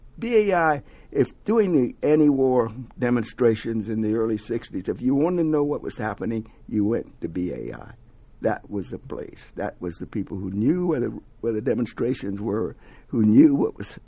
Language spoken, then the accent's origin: English; the South, United States; also born or lived in New York; now in Atlanta, United States; I'm from the South originally